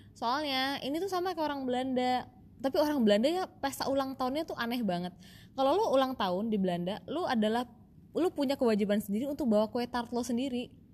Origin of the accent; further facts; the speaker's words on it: Indonesia; kita orang Indo